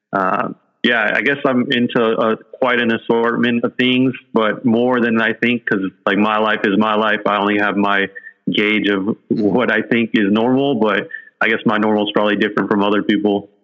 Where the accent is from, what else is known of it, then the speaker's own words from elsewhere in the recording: San Jose, California, United States; also born or lived in Oahu; now in San Francisco, United States; I grew up in San Jose, which is like an hour south of here.